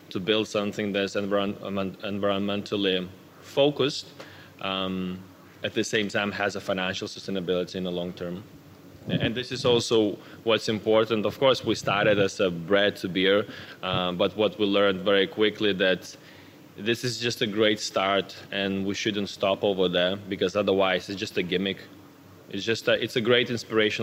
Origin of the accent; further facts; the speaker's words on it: Lithuania; now in Denmark; I'm actually originally from Lithuania. I've been living in Denmark for more than 10 years now